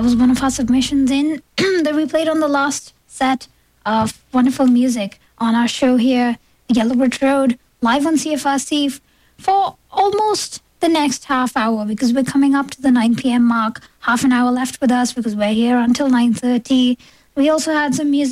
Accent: India; now in Toronto, Canada; I grew up in India

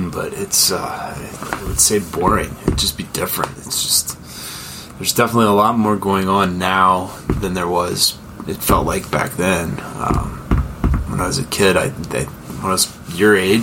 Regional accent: Oklahoma City, Oklahoma, United States; I grew up in Oklahoma City, Oklahoma. not too far from where I actually live right now.

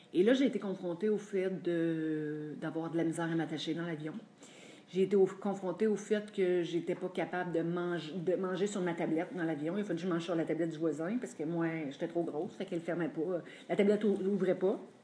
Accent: Drummondville, Quebec, Canada; also born or lived in Montreal; moi, j'ai grandi à Drummondville

